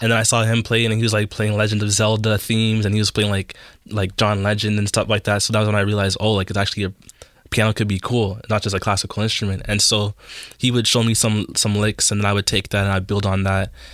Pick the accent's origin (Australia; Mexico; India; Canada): Canada; Toronto, Ontario; I grew up in Jane and Finch and, like, in, um, North York area.